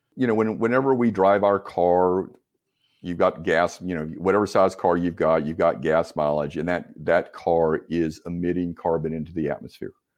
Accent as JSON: {"language": "English", "town": "Winston-Salem", "region": "North Carolina", "country": "United States", "tie": "born or raised there", "also_born_or_lived": "Raleigh, North Carolina", "said": "I'm a North Carolina native, um, grew up in Winston-Salem"}